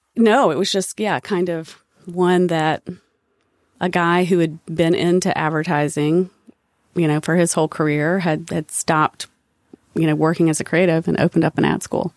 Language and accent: English; Statesville, North Carolina, United States; accent: Southern; I grew up in Statesville, North Carolina